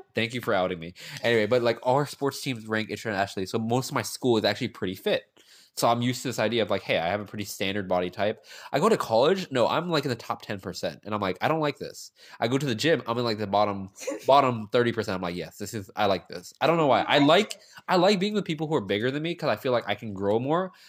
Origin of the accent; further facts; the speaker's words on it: Gaithersburg, Maryland, United States; I come from this small city called Gaithersburg, Maryland.